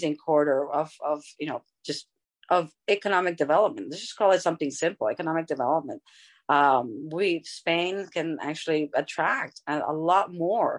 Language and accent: English; United States; as American